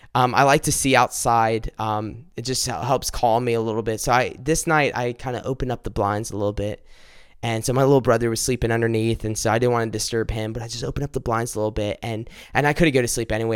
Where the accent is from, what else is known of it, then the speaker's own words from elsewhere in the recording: South Carolina, United States; I'm from South Carolina